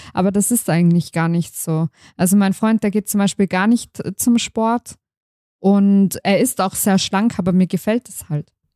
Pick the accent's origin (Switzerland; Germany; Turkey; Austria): Austria; Tyrol; bei uns in Tirol